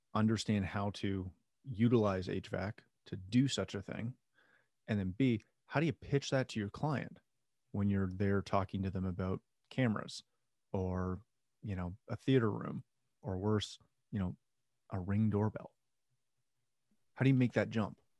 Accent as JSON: {"language": "English", "country": "Canada", "said": "I'm Canadian"}